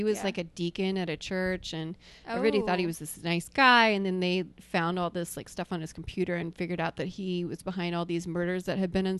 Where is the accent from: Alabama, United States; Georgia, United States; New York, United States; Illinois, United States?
Alabama, United States; moved away; they're going to think I'm this yokel from Alabama who looks like this.